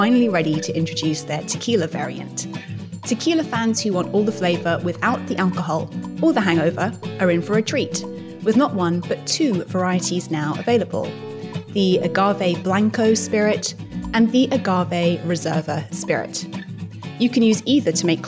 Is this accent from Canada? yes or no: no; London, United Kingdom; I grew up in London, which is a very kind of big sprawling city